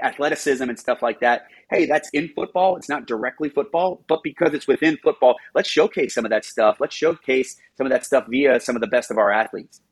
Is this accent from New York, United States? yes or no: yes; New York, United States; I'm a New Yorker